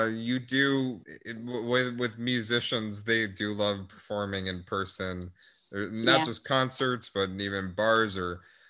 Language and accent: English; Melissa, Texas, United States; Texas. And Melissa, like the middle of nowhere part.